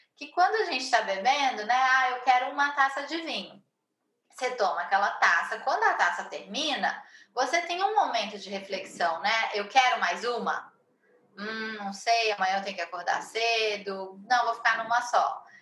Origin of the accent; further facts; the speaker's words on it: Brazil; sou brasileira, moro em São Paulo